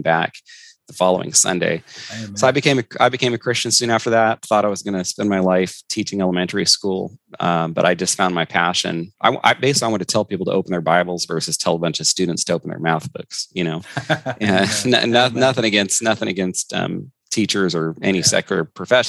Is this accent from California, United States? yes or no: yes; Northern California, United States; moved away as an adult; also born or lived in Florida / Fort Knox, Kentucky; now in Washington, United States; my wife and I grew up together in Northern California